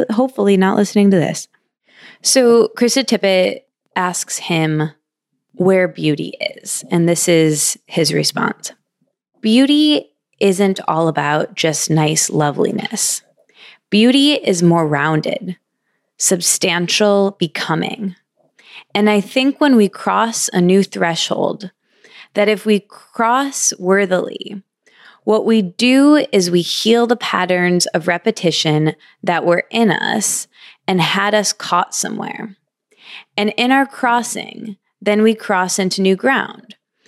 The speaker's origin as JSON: {"language": "English", "region": "Michigan", "country": "United States", "also_born_or_lived": "New York / East Village, New York", "moved": "yes", "said": "I'm also from Michigan."}